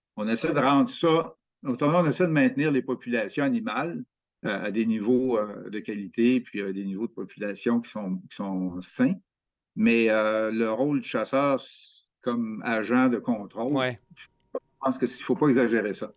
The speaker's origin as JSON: {"language": "French", "region": "Quebec", "country": "Canada", "said": "chez nous au Québec"}